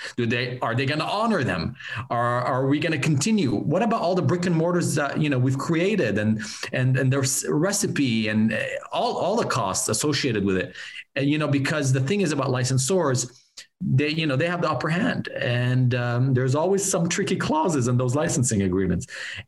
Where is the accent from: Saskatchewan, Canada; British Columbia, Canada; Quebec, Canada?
Quebec, Canada; Laval; moved away; also born or lived in Montreal; I came from Montreal, Laval, in Quebec